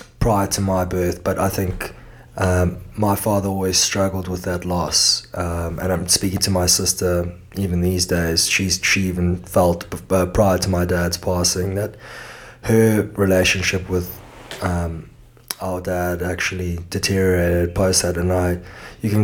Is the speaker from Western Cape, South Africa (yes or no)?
yes; Cape Town, Western Cape, South Africa; accent: Cape Town; moved away as an adult; also born or lived in Los Angeles, United States; now in Perth, Australia; I was in Cape Town, South Africa, where I then spent the next my formative years I spent within Cape Town.